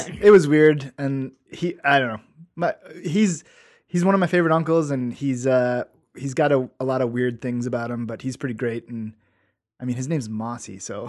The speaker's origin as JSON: {"language": "English", "town": "Forest Park", "country": "United States", "tie": "born or raised there", "said": "I grew up in Forest Park"}